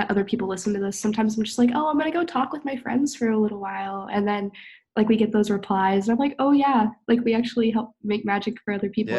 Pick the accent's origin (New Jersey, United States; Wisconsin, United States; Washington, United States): Washington, United States; moved away; back in my hometown, back in Washington.